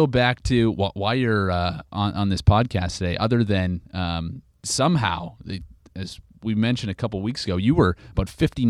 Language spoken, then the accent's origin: English; Canada; now in United States; No, as you can tell, I have my Midwestern roots, Trubinsky. But, born and raised in Canada, yes.